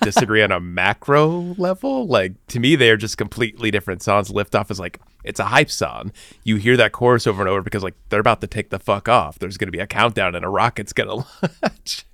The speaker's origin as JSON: {"language": "English", "town": "Bloomington", "region": "Illinois", "country": "United States", "moved": "yes", "said": "being from Bloomington, Illinois, like I was"}